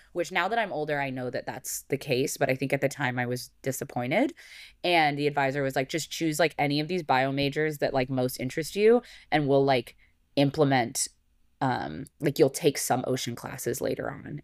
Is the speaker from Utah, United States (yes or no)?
no; Arizona, United States; moved away as an adult; now in California, United States; I grew up in Arizona